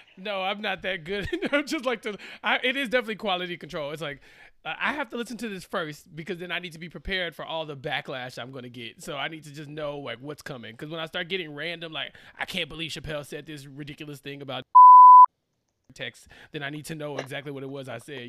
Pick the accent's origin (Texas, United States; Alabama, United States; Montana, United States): Texas, United States; Central; I'm from Central Texas